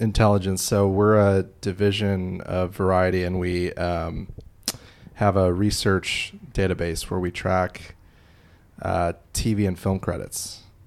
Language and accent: English; Illinois, United States; I'm from Illinois